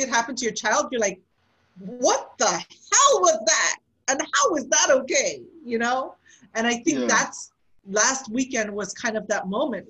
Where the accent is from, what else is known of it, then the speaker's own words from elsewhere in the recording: United States; we were born in Americans. I've never lived in any other country